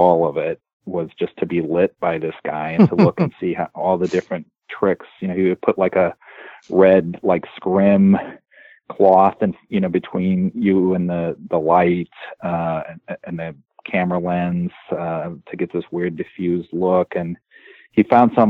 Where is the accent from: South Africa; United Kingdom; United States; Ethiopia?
United States; Ohio; I'm from Ohio